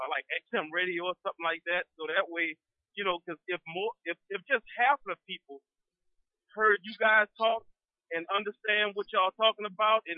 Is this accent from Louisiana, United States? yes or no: yes; New Orleans, Louisiana, United States; I'm from New Orleans